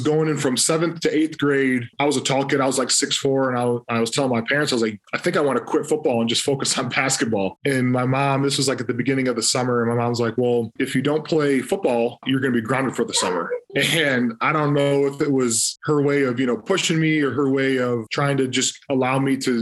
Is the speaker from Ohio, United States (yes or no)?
yes; Toledo, Ohio, United States; growing up in Toledo